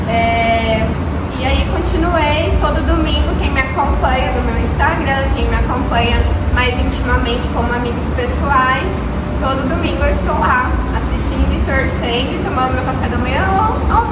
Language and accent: Portuguese; Brazil; como brasileiro